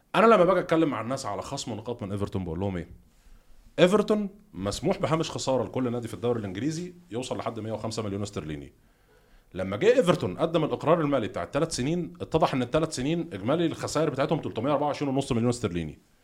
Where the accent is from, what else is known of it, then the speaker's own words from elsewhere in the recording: Egypt; احنا مثلا صحينا كلنا كمصريين ال 110 مليون